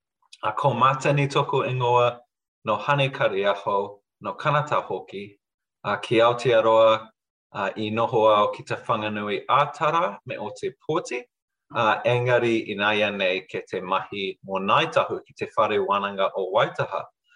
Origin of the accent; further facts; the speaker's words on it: Budapest, Hungary; now in New Zealand; So I'm originally from Hungary. I was born in Budapest. And kind of connecting to the last seminar, so we left when it was still Soviet Hungary. So we were actually refugees at the time.